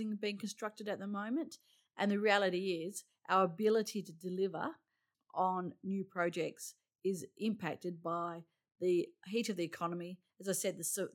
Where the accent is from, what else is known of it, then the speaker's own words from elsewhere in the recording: Roleystone, Western Australia, Australia; I grew up in the hills. I grew up in Rolling Stone.